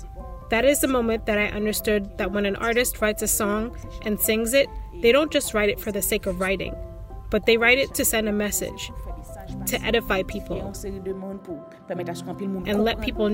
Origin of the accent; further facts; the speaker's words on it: Haiti; my home country, my Haiti, that I love so much.